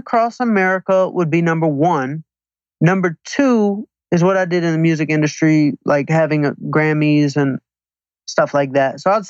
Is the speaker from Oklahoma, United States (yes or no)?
no; Atlanta, Georgia, United States; now in Manhattan Beach, United States; Atlanta, Georgia.